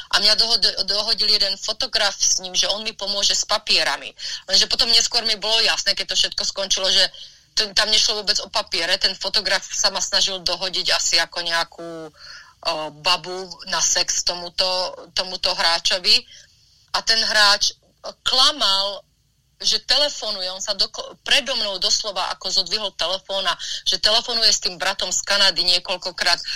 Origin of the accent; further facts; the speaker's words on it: Slovakia; now in Los Angeles, United States; ja som vyrastala na Slovensku